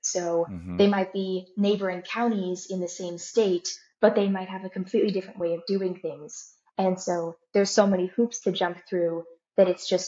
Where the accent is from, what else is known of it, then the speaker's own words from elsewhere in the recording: Santa Rosa, California, United States; my hometown specifically and the place that I'm from